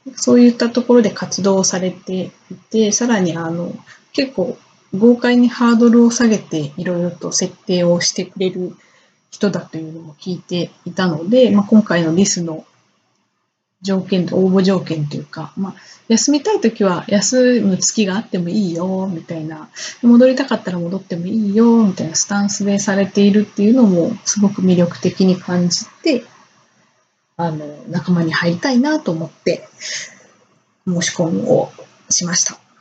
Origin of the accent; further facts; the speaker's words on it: Hyogo, Japan; also born or lived in Ehime; 兵庫県出身で、今も兵庫県に住んでいます。